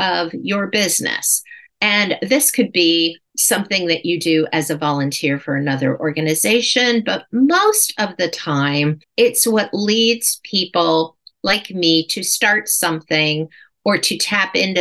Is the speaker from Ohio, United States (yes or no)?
yes; Cleveland, Ohio, United States; my hometown of Cleveland, Ohio